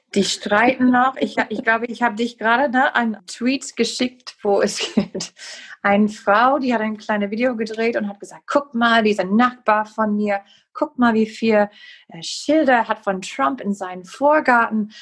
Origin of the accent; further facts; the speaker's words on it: Wisconsin, United States; German is a second language; ich komme aus Wisconsin